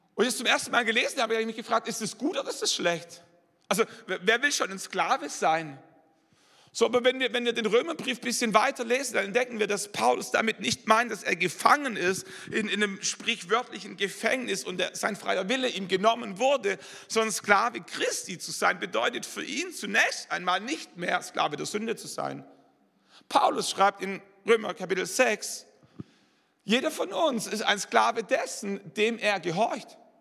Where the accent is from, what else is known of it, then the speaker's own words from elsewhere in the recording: Swabia, Germany; also born or lived in Wallerstein; als Schwabe